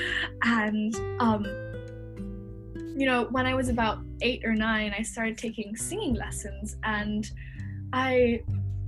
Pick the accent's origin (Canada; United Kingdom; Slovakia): United Kingdom; England; accent: mix of American and English; also born or lived in United States; I'm from England, so that's where I'm living right now, although you might notice that my accent is a little bit strange because it's a mix of American and English, because I was born there, and my parents are American, but I moved here when I was 3